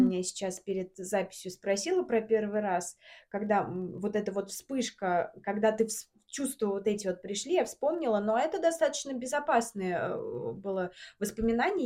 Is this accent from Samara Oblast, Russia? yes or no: yes; Samara, Samara Oblast, Russia; moved away as an adult; now in Moscow, Russia; мы из Самары, угу. и 22 года я жила в Самаре